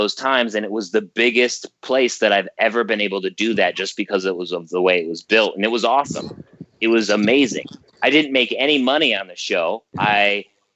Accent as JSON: {"language": "English", "town": "Geneseo", "region": "New York", "country": "United States", "tie": "born or raised there", "said": "my hometown of Geneseo, New York."}